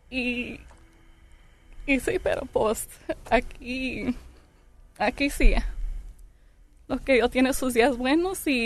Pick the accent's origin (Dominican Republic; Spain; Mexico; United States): United States; Long Beach, California; Yo soy de Long Beach.